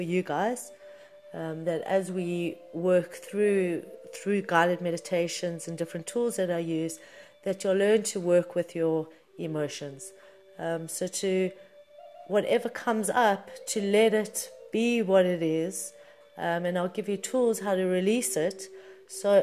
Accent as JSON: {"language": "English", "town": "Johannesburg", "region": "Gauteng", "country": "South Africa", "tie": "born or raised there", "said": "I was born in Johannesburg, South Africa in 1978"}